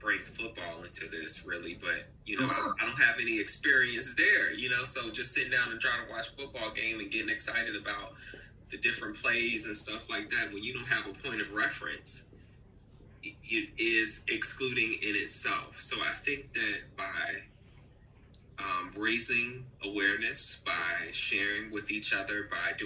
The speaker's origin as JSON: {"language": "English", "town": "Newport News", "region": "Virginia", "country": "United States", "tie": "born or raised there", "said": "My hometown, okay, Newport News, Virginia. So anybody out there from the 7-5, baby, I'm one of them."}